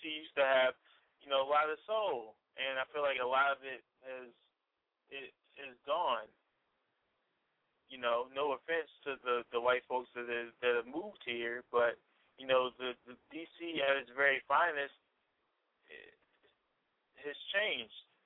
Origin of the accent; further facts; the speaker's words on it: Washington, District of Columbia, United States; also born or lived in Delaware; I've lived where I live now in Northeast for, hold on, 19 years